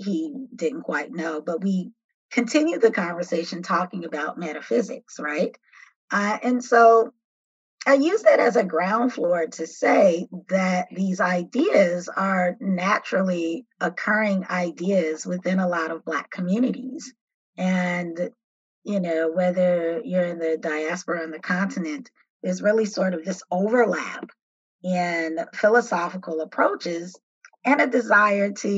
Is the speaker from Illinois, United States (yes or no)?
yes; Chicago, Illinois, United States; also born or lived in Atlanta; I grew up in Chicago on the South Side